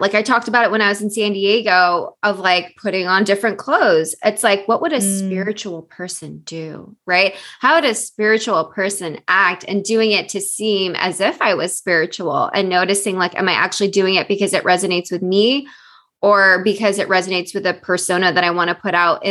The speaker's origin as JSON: {"language": "English", "country": "Philippines", "said": "And then me being Filipino in Asian culture, we have to be very deferential to elders because they know better."}